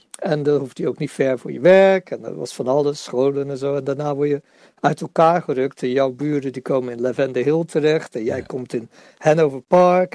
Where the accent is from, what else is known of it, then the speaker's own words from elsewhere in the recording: Netherlands; als Nederlanders